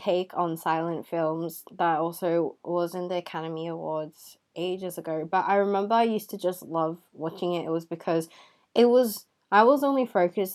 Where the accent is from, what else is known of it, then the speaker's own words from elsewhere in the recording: Hong Kong; I am from Hong Kong